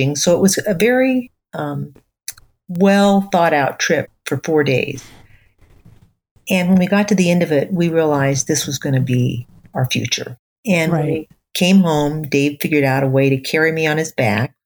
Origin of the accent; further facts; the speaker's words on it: Southern California, United States; as a child and teenager, I grew up in Southern California